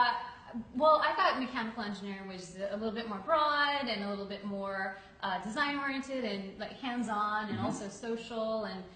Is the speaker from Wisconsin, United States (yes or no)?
no; Buffalo Grove, Illinois, United States; also born or lived in Park Ridge, Illinois; now in New York, United States; I was born in Park Ridge, Illinois, which is a suburb of Chicago, and I was raised in Buffalo Grove.